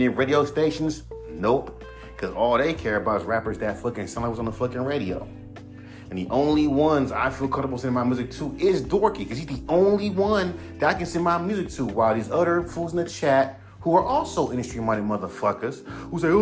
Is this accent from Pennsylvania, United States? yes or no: no; California, United States; I'm a Cali nigga. I'm from California.